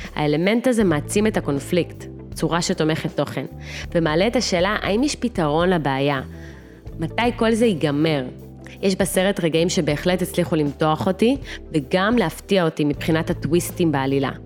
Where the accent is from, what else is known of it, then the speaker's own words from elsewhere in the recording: Russia; moved away; נולדתי ברוסיה, בעיר קטנטונת, בתחילת שנות ה-90